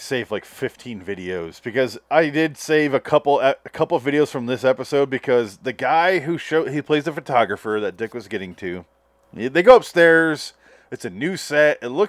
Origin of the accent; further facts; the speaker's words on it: Michigan, United States; I grew up in Michigan